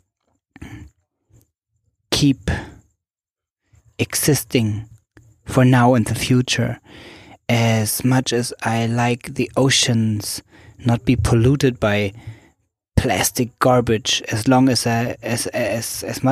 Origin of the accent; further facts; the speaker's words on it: Germany; moved away as an adult; also born or lived in Berlin, Germany / Zanzibar, Tanzania; now in Switzerland; I grew up in Germany, and I am in Zanzibar, Tanzania at the moment, and live large parts of my life in Switzerland.